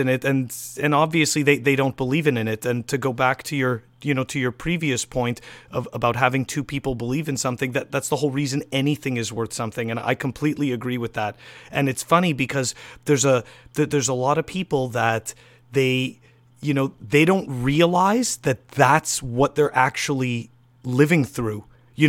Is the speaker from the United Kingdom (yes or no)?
no; Montreal, Quebec, Canada; now in United States; I'm originally from Montreal